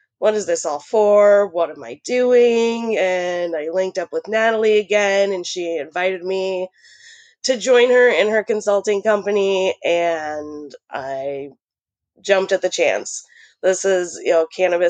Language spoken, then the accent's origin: English; Pierre, South Dakota, United States; now in Portland, United States; I'm originally from Pierce, South Dakota, but I'm living in Portland, Oregon right now